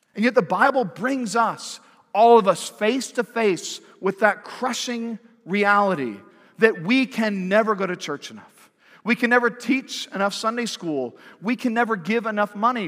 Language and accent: English; Pac-12 territory, the West, United States; also born or lived in Washington, D.C., United States; now in Fayetteville, United States; I grew up in Pac twelve territory